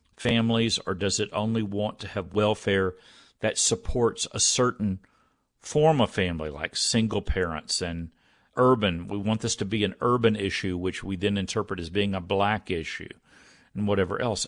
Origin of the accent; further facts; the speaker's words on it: Texas, United States; growing up in Texas